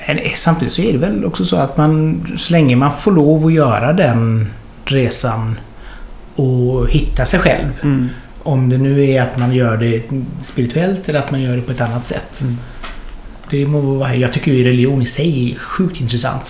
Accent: Hunnebostrand, Västra Götaland, Sweden; moved away; när jag kom från Hunnebostrand

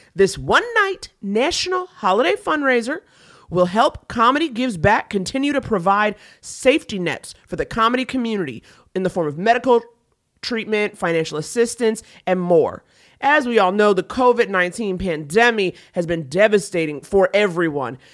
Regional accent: New York, United States; I'm from New York

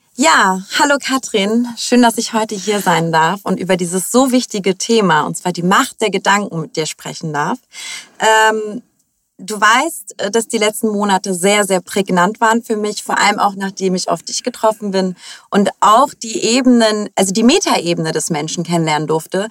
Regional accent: Hamburg, Germany; Ich bin in Hamburg geboren, bin die Tochter äh, von äh, türkischen ehemaligen Gastarbeitern

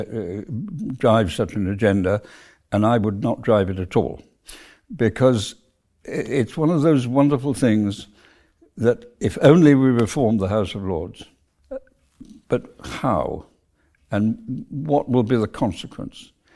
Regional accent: South Wales, United Kingdom; moved away; I came from South Wales, where we were a relatively prosperous middle class family

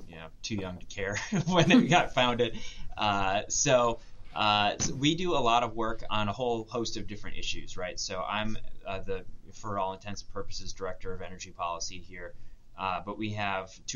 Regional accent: Waupaca, Wisconsin, United States; I am from the sprawling metropolis of Waupaca, Wisconsin. It is a town of 6,000 people. I grew up on a dairy farm there

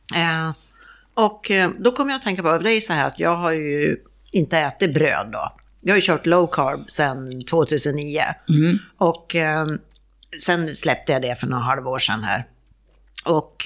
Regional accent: Sweden; moved away as an adult; min dotter hemma i Sverige

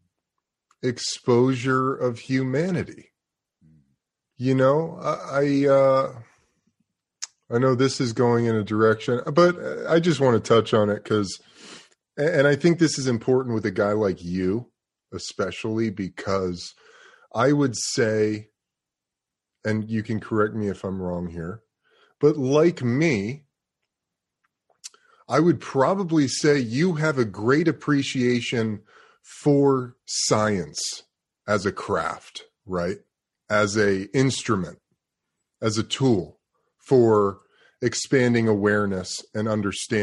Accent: New York City, New York, United States; moved away; also born or lived in Los Angeles; I've lived in LA for a lot of my life. I'm from New York City

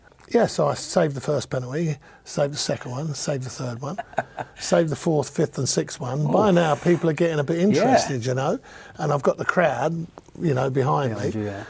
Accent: London, United Kingdom; I'm a Cockney builder.

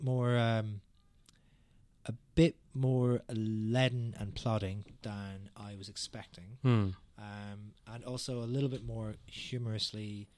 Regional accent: Derry, Northern Ireland, United Kingdom; I'm from Derry, where there is actually a massive Halloween festival

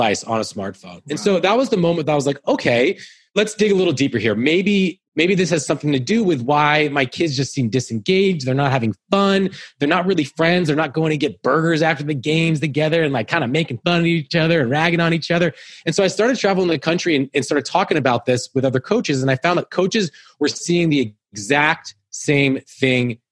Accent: Menlo Park, California, United States; I grew up in Menlo Park

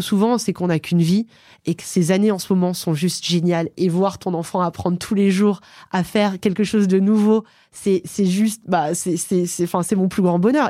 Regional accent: Aix-les-Bains, Auvergne-Rhône-Alpes, France; Je viens d'Aix-les-Bains. C'est une ville en Savoie au bord du lac du Bourget

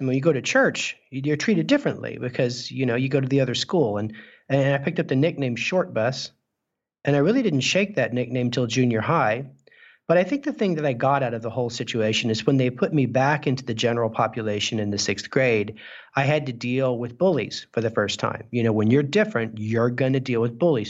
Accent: Clovis, New Mexico, United States; I grew up in Clovis, New Mexico

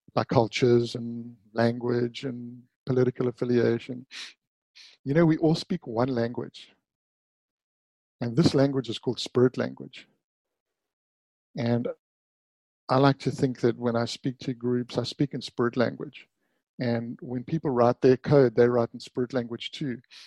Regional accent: Durban, KwaZulu-Natal, South Africa; I grew up in Durban, South Africa.

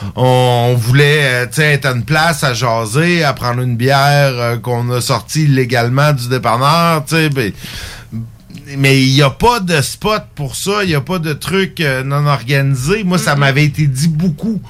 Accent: Saint-Jérôme, Quebec, Canada; also born or lived in Rimouski; now in Lévis, Canada; Je viens pas d'ici, mais ça faites 12 ans. Saint-Jérôme, euh, dans les Laurentides, mais en fait. Euh, je suis parti de Saint-Jérôme pour aller d'abord à Rimouski

